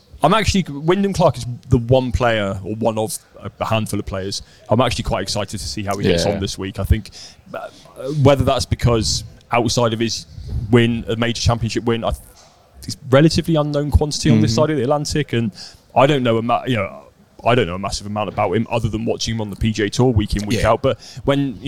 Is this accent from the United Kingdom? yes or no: yes; Dartmoor, South West England, United Kingdom; I grew up on Dartmoor.